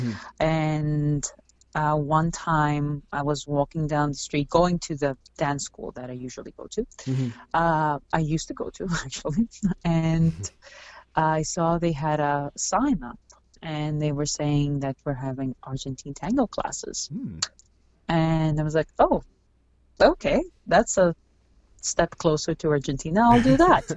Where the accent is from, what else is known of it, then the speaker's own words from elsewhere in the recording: Greece; moved away as an adult; now in Toronto, Canada; I grew up in Greece